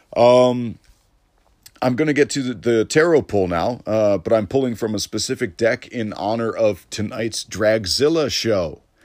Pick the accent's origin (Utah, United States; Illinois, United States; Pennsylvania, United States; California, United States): Illinois, United States; Elmhurst; Elmhurst comedy, 'cause that's my hometown. Like, I, I was raised in Elmhurst